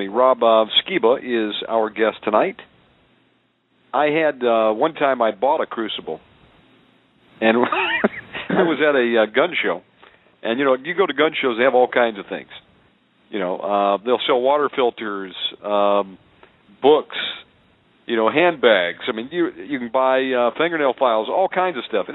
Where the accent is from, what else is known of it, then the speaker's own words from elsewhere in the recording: Plano, Texas, United States; moved away as an adult; also born or lived in Costa Rica; I went to high school out there in Plano